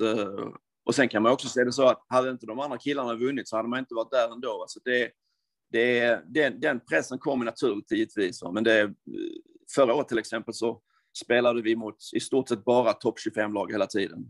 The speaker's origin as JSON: {"language": "Swedish", "country": "Sweden", "moved": "as an adult", "said": "Jag är ju från Sverige"}